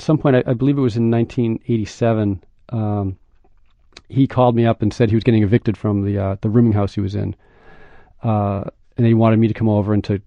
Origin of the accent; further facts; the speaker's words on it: Scituate, Massachusetts, United States; Scituate in my hometown